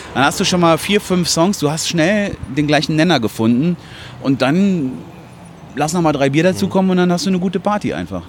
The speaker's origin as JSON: {"language": "German", "town": "Hilden", "region": "North Rhine-Westphalia", "country": "Germany", "said": "ich komme aus Hilden"}